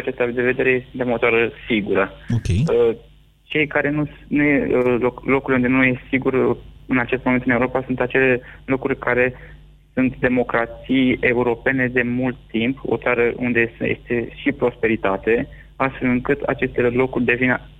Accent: Romania; noi, ca și români

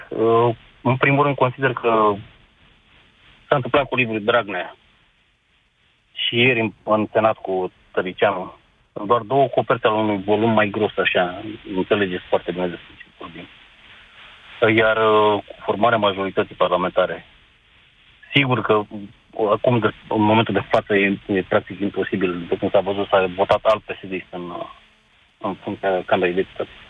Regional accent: Romania; Bine, am fost la referendum, am votat, că na, sunt român

